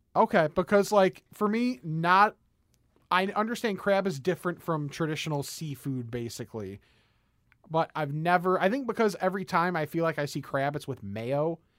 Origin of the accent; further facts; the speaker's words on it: West Chicago, Illinois, United States; I grew up in West Chicago